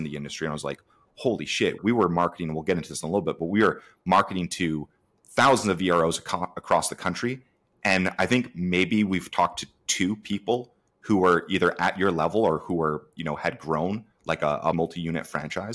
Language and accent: English; Canada; I'm actually in Canada, so I'm a Canadian